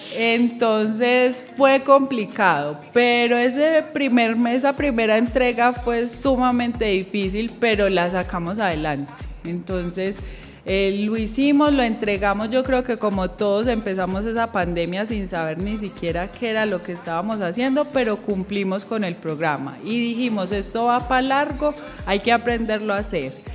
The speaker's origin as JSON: {"language": "Spanish", "town": "Medellín", "region": "Antioquia", "country": "Colombia", "also_born_or_lived": "Valle del Cauca", "said": "yo vivo aquí en San Antonio de Prado, siempre he sido de San Antonio de Prado"}